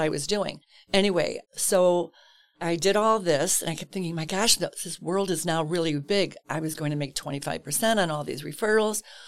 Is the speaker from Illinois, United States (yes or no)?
yes; Chicago, Illinois, United States; Grew up in Chicago, southwest side of Chicago proper